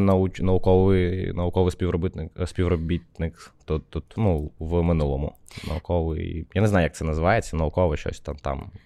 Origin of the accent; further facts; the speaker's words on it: Odesa, Odesa Oblast, Ukraine; now in Kyiv, Ukraine; я з Одеси